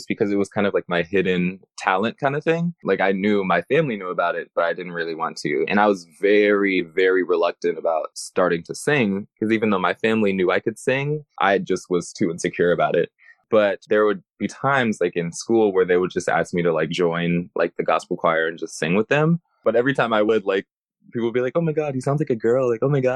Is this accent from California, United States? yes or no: yes; Los Angeles, California, United States; also born or lived in Chicago, Illinois; I was raised